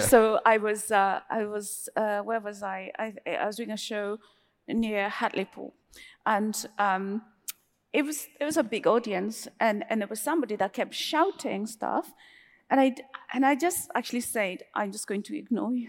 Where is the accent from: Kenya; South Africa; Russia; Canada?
Kenya; moved away; also born or lived in New York, United States / United Kingdom; me being Kenyan